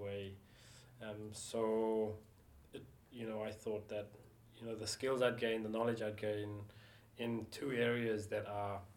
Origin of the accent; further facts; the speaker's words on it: South Africa; moved away; also born or lived in Auckland, New Zealand; decided to go back and live in South Africa, my home country, as an adult